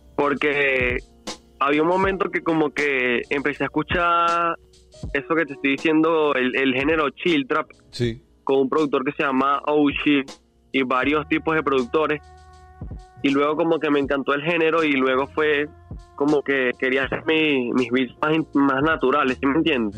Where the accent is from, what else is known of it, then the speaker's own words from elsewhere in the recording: Los Teques, Miranda, Venezuela; soy directamente de Los Teques